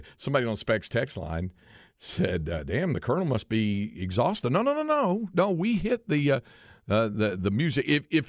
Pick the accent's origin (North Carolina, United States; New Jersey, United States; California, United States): North Carolina, United States; Greensboro; now in Austin, United States; my hometown of Greensboro